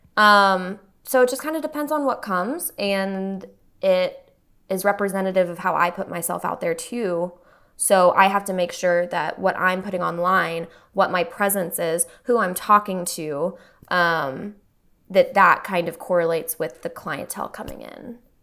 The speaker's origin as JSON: {"language": "English", "region": "Texas", "country": "United States", "tie": "born or raised there", "lives_now": "Austin, United States", "said": "I grew up here for twenty years before I went off to school, you know, and I didn't wanna come back to my hometown."}